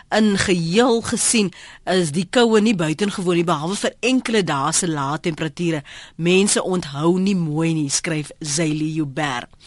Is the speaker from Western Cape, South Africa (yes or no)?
no; Free State, South Africa; Ek het in Makwa in die Oos-Vrystaat um groot geword